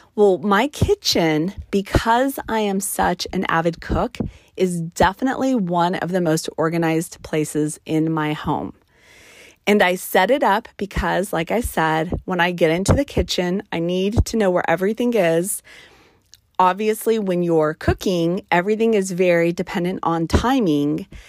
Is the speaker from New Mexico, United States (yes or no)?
yes; New Mexico, United States; on my mother's side of the family, we are from New Mexico.